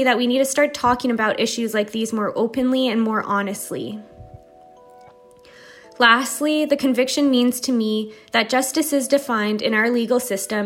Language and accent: English; Winnipeg, Manitoba, Canada; I'm from Winnipeg, Manitoba, in Canada